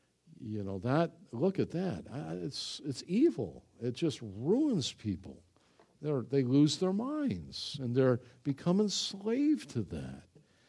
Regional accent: Ireland; I'm Irish, you know. We just grab people by the throat, you know.

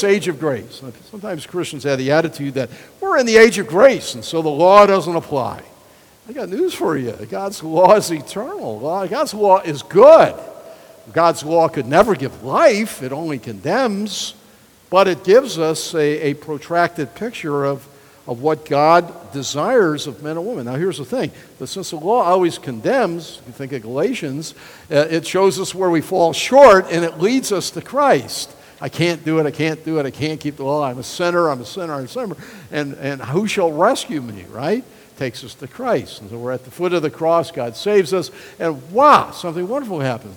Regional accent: United States; I love being an American

